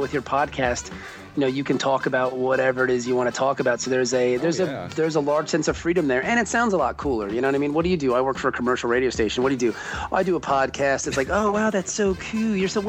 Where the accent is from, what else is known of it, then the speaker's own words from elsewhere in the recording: Virginia Beach, Virginia, United States; I'm from Virginia Beach, Virginia.